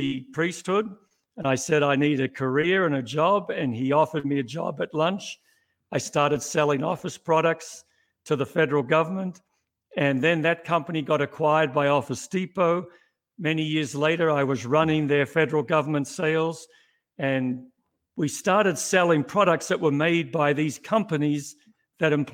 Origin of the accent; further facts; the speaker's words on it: Melbourne, Victoria, Australia; moved away as an adult; now in United States; I'm not born in the US, was born in Melbourne, Australia, back in the mid-50s